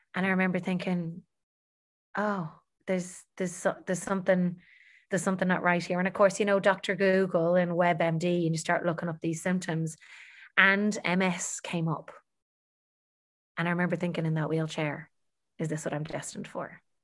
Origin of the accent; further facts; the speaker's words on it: Dublin, Leinster, Ireland; I'm born and bred in Dublin